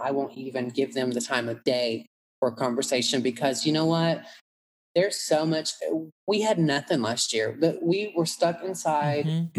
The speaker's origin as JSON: {"language": "English", "town": "Atlanta", "region": "Georgia", "country": "United States", "tie": "born or raised there", "accent": "country", "said": "growing up in Atlanta"}